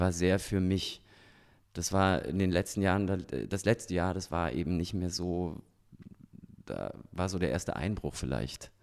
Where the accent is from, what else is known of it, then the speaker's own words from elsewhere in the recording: Germany; also born or lived in Salzburg, Austria; now in Ingolstadt, Germany; ich bin ja auch in der DDR groß geworden